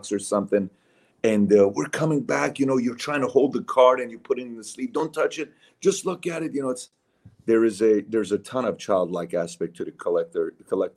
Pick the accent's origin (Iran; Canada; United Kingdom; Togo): Iran; moved away; I'm a Syrian. I'm Armenian. I'm born and raised in Iran